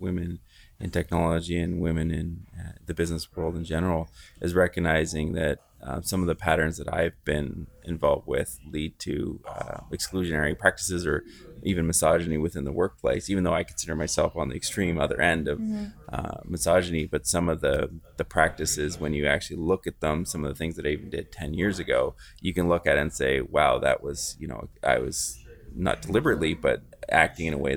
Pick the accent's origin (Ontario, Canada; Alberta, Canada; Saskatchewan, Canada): Ontario, Canada; Goderich; now in London, Canada; I grew up in Goderich